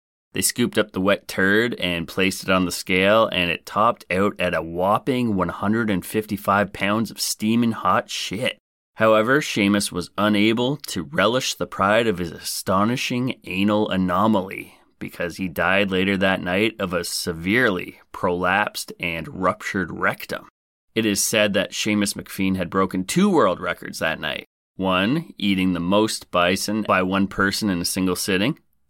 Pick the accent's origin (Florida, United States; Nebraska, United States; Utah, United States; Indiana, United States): Nebraska, United States; somewhere in my home state of Nebraska, the good life